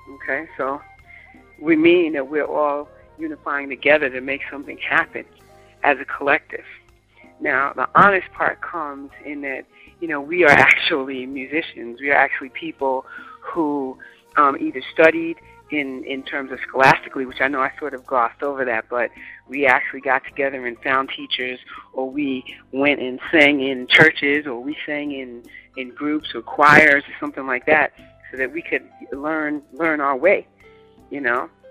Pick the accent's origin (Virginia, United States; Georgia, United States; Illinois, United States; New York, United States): New York, United States; New York City; I am a New Yorker, born and raised.